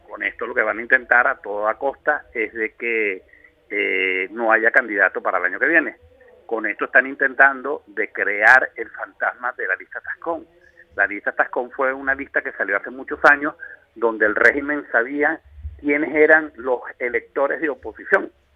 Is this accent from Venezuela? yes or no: yes; Venezuela; hablo como venezolano y en Venezuela